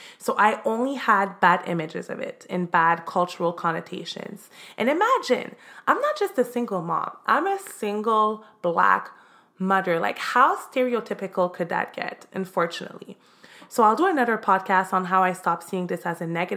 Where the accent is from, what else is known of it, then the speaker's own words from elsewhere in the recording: Montreal, Quebec, Canada; now in Miami, United States; I'm originally from Montreal, Canada. I'm now living in Miami, Florida